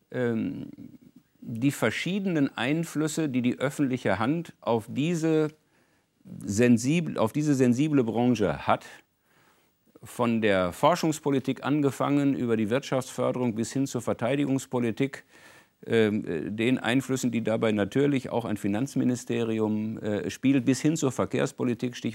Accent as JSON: {"language": "German", "region": "North Rhine-Westphalia", "country": "Germany", "tie": "born or raised there", "said": "insbesondere in meiner Heimatregion Ruhrgebiet, wo der ganze Wechsel von der Montanindustrie in Dienstleistungsbereiche nun seit einiger Zeit das große Thema war"}